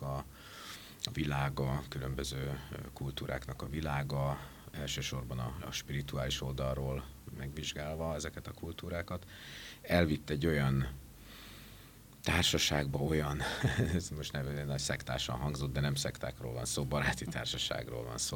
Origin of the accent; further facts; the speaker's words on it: Esztergom and Dorog area, Komárom-Esztergom, Hungary; moved away as an adult; also born or lived in Budapest; szülőhelyem környékén Esztergom és Dorog vonzás körzetében